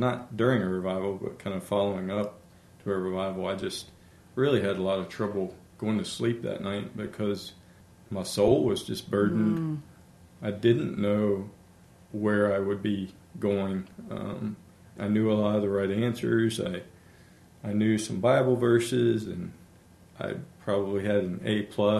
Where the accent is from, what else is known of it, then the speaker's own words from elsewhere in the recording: Elkton, Virginia, United States; moved away as an adult; I grew up in the Shenandoah Valley. I'm an Elkton boy